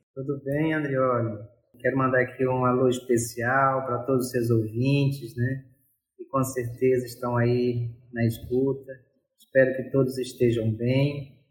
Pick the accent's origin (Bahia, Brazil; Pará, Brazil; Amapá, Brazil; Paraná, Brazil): Amapá, Brazil; Bailique archipelago; now in Macapá, Brazil; o arquipélago do Pailique fica na foz do rio Amazonas. É, foi lá que eu nasci, lá que me criei